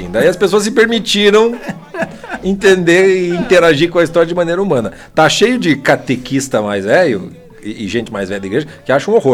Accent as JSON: {"language": "Portuguese", "town": "Fortaleza", "region": "Ceará", "country": "Brazil", "said": "sou de Fortaleza."}